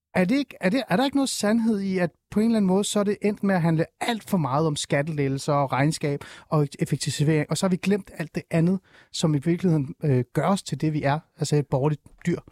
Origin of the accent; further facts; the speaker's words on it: Aarhus, Central Denmark Region, Denmark; jeg er fra Aarhus